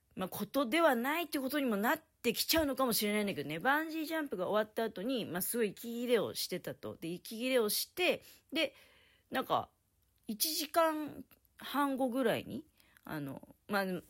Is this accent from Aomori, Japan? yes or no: no; Tokamachi, Niigata, Japan; now in Niigata, Japan; 私の実家とかだと、十日町